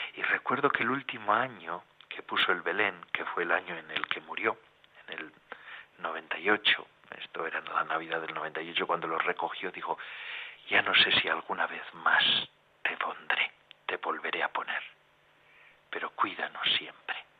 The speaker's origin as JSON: {"language": "Spanish", "region": "Basque Country", "country": "Spain", "tie": "born or raised there", "said": "los bosques del País Vasco, de donde soy yo"}